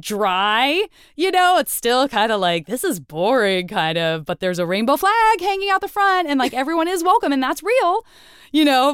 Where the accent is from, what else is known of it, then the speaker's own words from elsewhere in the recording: Tucson, Arizona, United States; I'm from Tucson